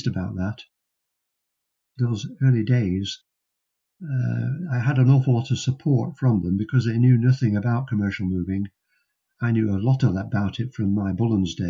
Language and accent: English; Preston, North West England, United Kingdom; based in Preston, which happened to be my hometown